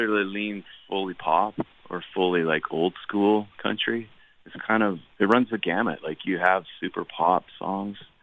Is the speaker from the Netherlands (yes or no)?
no; Canada; As a Canadian